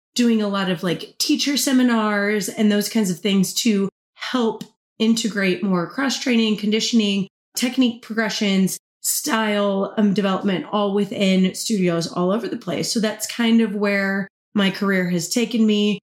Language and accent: English; Kansas, United States; moved away as an adult; also born or lived in Oklahoma City, United States; now in Tampa, United States; I'm originally from Kansas, the Midwest, all the way